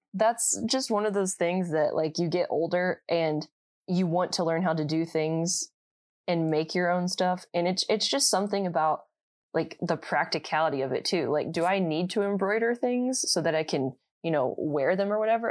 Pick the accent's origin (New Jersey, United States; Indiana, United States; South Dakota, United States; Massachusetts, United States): Indiana, United States; I'm from Indiana